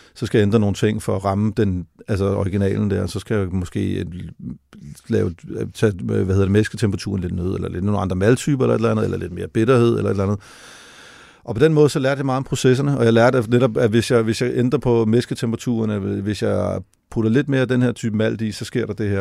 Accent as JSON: {"language": "Danish", "country": "Denmark", "said": "hjemme i Danmark"}